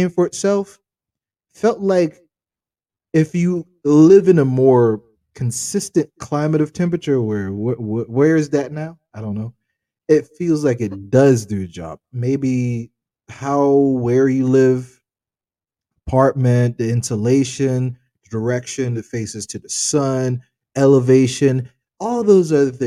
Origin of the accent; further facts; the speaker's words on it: United States; we're American